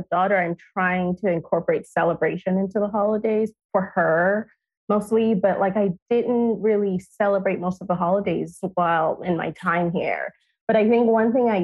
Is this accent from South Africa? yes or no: no; Nigeria; now in United States; growing up in Nigeria